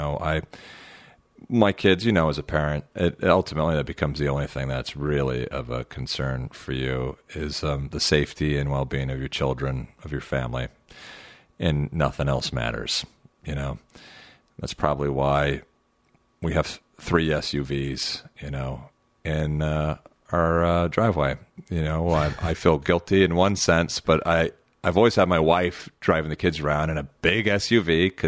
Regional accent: Huntington Beach, California, United States; Like, I grew up in Huntington Beach. I went to Disneyland my whole life growing up

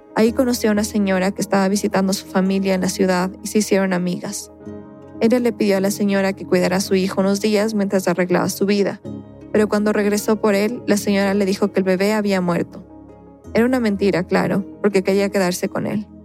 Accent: Ecuador; en mi país, Ecuador

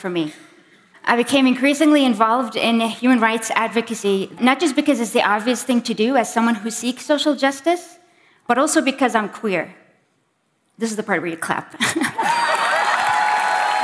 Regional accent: Bahrain; I am from Bahrain

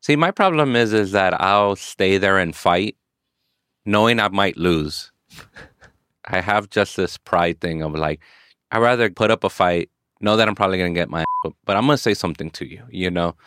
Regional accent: Inglewood, California, United States; born or raised there; also born or lived in South Central Los Angeles

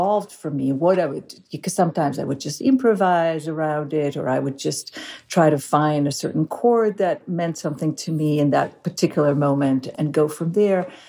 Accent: Galilee, Northern District, Israel; I grew up in Israel, in the northern part of Israel, in the Galilee

